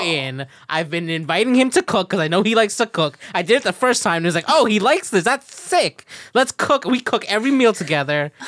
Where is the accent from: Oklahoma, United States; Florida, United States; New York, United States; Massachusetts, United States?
Florida, United States; moved away; I'm from Florida